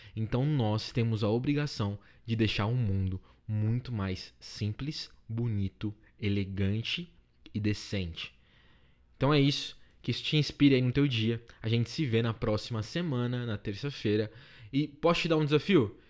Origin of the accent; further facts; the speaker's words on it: Paulista, São Paulo, Brazil; eu sou paulista